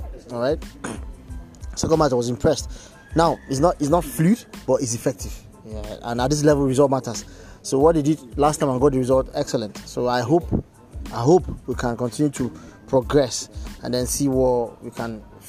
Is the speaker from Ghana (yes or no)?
no; Nigeria; Yes, I'm a Nigerian. I'm a Nigerian.